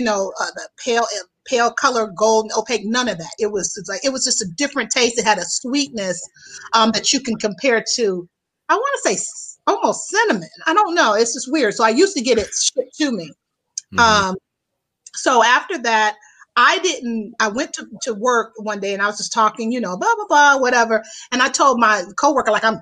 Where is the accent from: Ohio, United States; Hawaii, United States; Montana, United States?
Ohio, United States; Youngstown; moved away as an adult; also born or lived in Houston, Texas; now in Chicago, United States; my hometown in Youngstown, Ohio is where I'm from